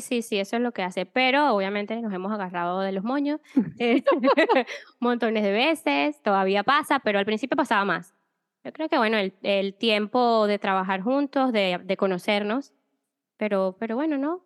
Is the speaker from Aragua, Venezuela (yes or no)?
yes; Maracay, Aragua, Venezuela; moved away as an adult; also born or lived in Spain; Yo soy venezolana, nací en Maracay, y mm, nada, viví toda mi vida allá y a los 10, no, 27 años más o menos, decidí salir de Venezuela